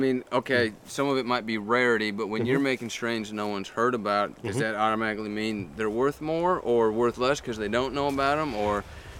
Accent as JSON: {"language": "English", "region": "Montana", "country": "United States", "tie": "born or raised there", "said": "I grew up in Montana"}